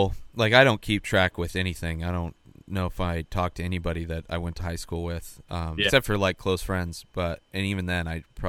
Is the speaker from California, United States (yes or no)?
yes; Bermuda Dunes, California, United States; now in California, United States; Yeah, I grew up in Bermuda Dunes, which is like right near Indio and Palm Desert, like where Coachella Fest is.